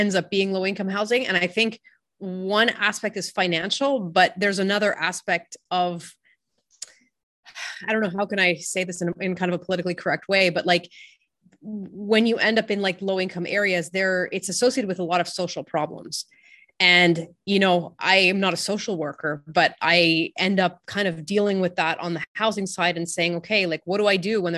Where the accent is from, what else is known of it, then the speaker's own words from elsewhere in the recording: French part of Canada, Quebec, Canada; I'm from the French part of Canada.